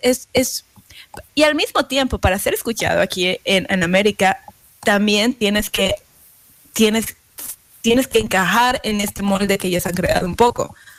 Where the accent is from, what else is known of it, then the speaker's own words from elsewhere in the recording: Mexico; now in United States; yo como mexicana